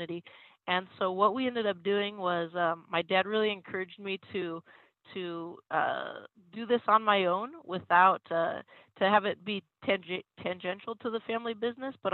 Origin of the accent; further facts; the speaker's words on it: Reedley, California, United States; moved away as an adult; also born or lived in East Coast / New York; I grew up farming in Reedley, California